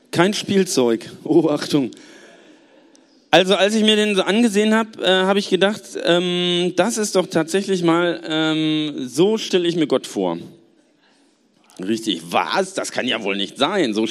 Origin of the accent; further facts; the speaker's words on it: Gelsenkirchen, North Rhine-Westphalia, Germany; Ähm, ich komme aus Gelsenkirchen und ich muss sagen, im Bergischen Land ist es voll schön.